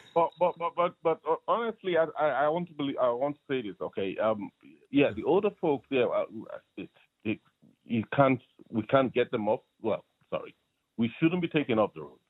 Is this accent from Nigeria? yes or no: yes; Nigeria; now in Ireland; I'm originally from Nigeria